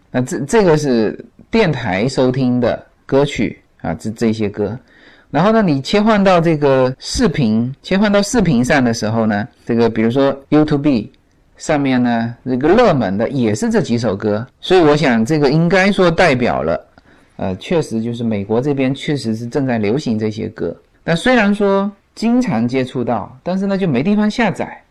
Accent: China; now in United States; 我们中国人发音都很内敛

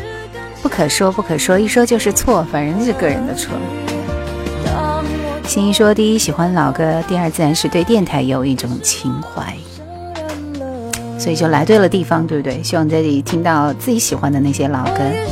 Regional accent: Jingzhou, Hubei, China; accent: Hong Kong-Taiwan accent; 我是土生土长的湖北荆州人，本地内地的，不是台湾的。就我港台腔很明显，是不是？

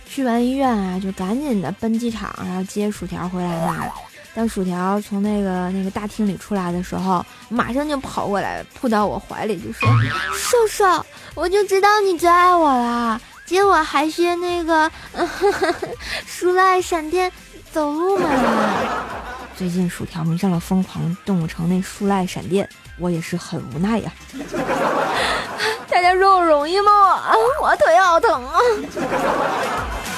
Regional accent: Tianjin, China; 你居然不知道我是天津人啊

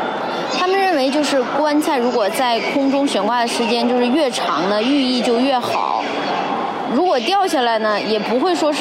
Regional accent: Qinhuangdao, Hebei, China; now in Beijing, China; 然后我是在北京一家互联网公司做教研的。我的家乡是秦皇岛

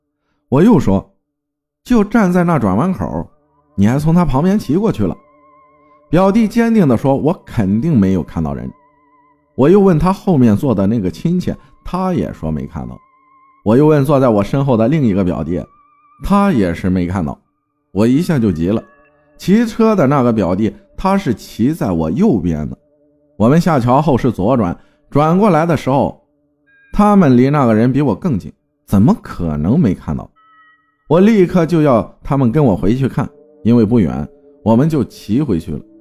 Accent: Yangzhou, Jiangsu, China; 我的老家在江苏扬州的一个小县城的乡下，叫做浦头，地理位置靠近泰州。

